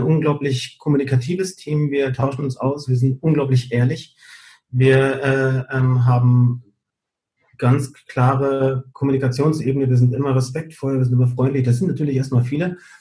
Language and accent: German; Gran Canaria, Canary Islands, Spain; moved away; also born or lived in Fuerteventura; ich komme aber ja eigentlich aus Gran Canaria.